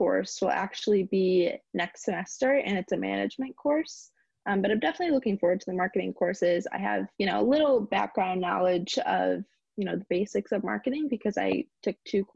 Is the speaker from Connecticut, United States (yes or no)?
yes; Berlin, Connecticut, United States; now in Stamford, United States; I'm originally from Berlin, Connecticut